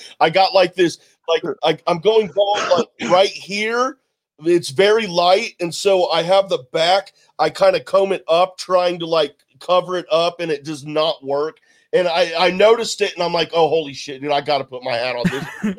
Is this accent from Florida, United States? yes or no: no; Texas, United States; also born or lived in Ohio; I was born in Ohio, but I was raised for the first part of my life in Texas. And I love Texas.